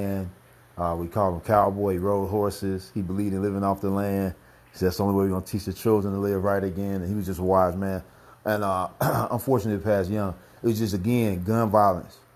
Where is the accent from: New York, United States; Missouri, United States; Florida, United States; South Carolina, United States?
Missouri, United States; St. Louis; also born or lived in Clayton, Missouri; I grew up on the north side of St. Louis